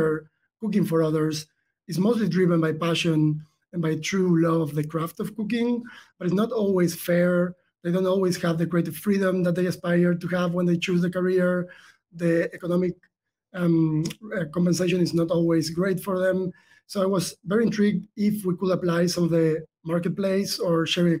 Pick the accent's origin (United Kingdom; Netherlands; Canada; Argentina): Argentina; moved away; the accent might tell a cue there. Like, I was born in South America. I'm from Argentina originally